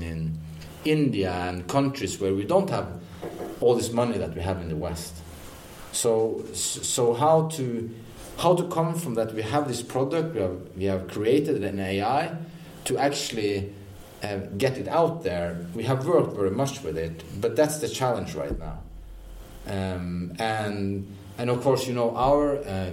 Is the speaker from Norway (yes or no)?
yes; Norway; also born or lived in Odense, Denmark; now in Denmark; I'm from Norway, but I live in Denmark.